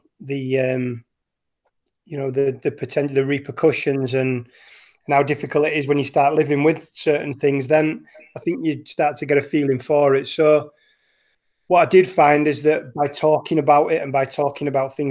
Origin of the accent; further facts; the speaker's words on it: Wakefield, Yorkshire and the Humber, United Kingdom; moved away as an adult; now in Norway; I grew up as a Huddersfield fan. I'm from Wakefield in West Yorkshire